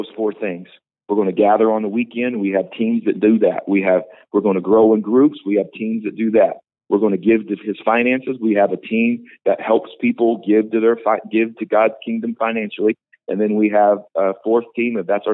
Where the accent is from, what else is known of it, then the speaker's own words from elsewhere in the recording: Indiana, United States; also born or lived in Tulsa, Oklahoma; now in Visalia, United States; I'm from Indiana